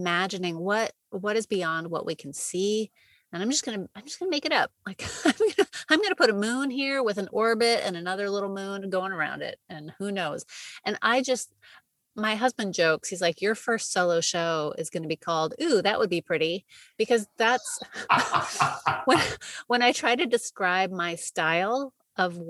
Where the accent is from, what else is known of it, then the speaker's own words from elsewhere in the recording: West Coast, United States; now in New York City, United States; I grew up on the West Coast